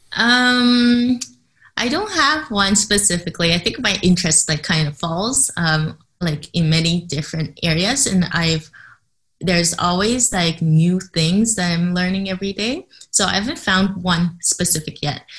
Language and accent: English; Canada; first language English; moved away; I grew up in Canada, so English is my first language